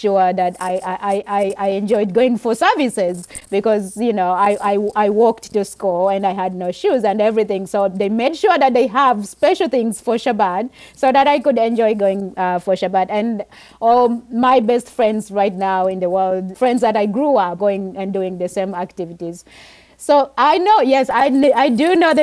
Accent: Uganda; moved away; I grew up in Uganda

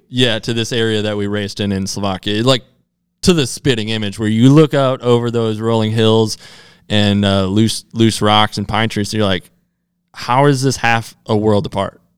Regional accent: Minnesota, United States; I grew up in Minnesota

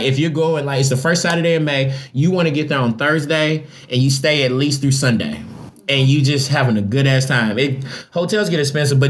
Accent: Louisville, Kentucky, United States; moved away as an adult; now in Smyrna, United States; being from Louisville, we don't none of us know what hospital we was born in. But we, and so I'm from the West End.

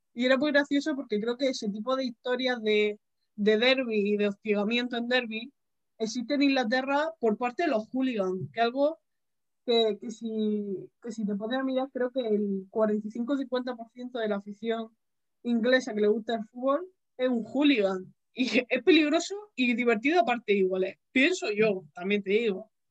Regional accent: Region of Murcia, Spain; yo soy de, de Murcia

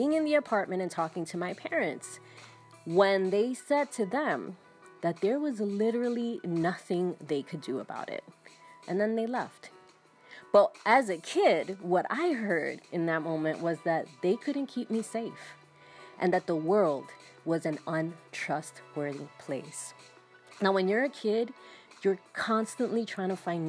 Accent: New York City, New York, United States; When I was about 5 years old, my family moved to another apartment in the Bronx. I grew up in New York City.

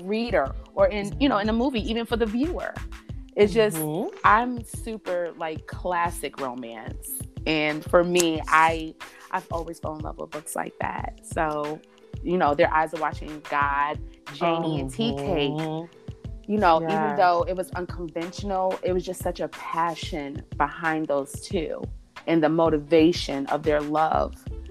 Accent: New York, United States; I'm from New York

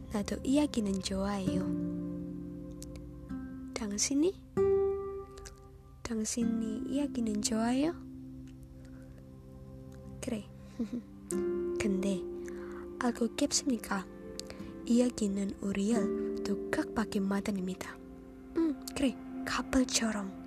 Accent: Indonesia; Korean is a second language; 전 한국인이 아니다. 난 인도네시아는.

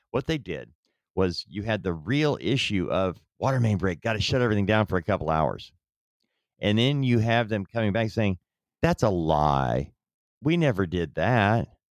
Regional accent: United States; we, as an American people

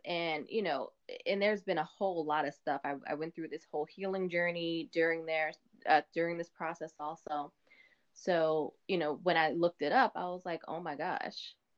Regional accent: Mount Vernon, New York, United States; also born or lived in Rockland County, New York; now in New Jersey, United States; I was born and raised in Mount Vernon, New York, and then I started. Um, I moved to Rockland County when I was mm-hmm. 14

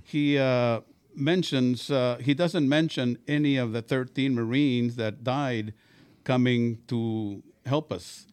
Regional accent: Pecos, Texas, United States; I grew up in, uh, Pecos, Texas

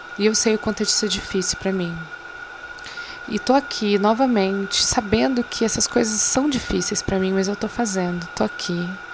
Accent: Brazil; sendo brasileiro

